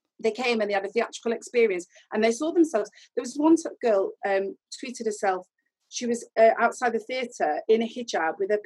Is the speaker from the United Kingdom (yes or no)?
yes; Sheffield, Yorkshire and the Humber, United Kingdom; I am from Sheffield